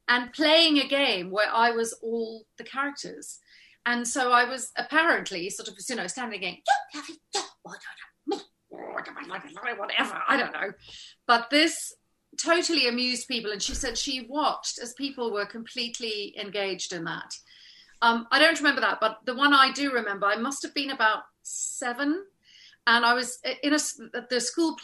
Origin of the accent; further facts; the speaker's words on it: South Africa; moved away as an adult; also born or lived in Los Angeles, United States / United Kingdom; growing up in South Africa